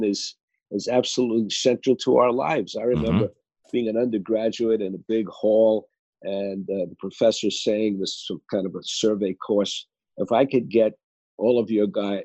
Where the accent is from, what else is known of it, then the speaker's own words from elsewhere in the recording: New York City, New York, United States; moved away; I might have gone to Princeton and Yale, but I was born in Brooklyn